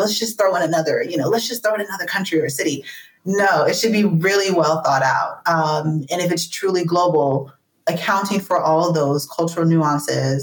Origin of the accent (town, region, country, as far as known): United States; moved away as an adult